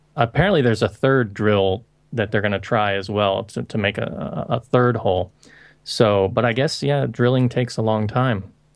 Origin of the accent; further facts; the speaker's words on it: Florida, United States; now in Hong Kong; I'm originally from Florida, and I moved to Hong Kong in two thousand, and I've been living here ever since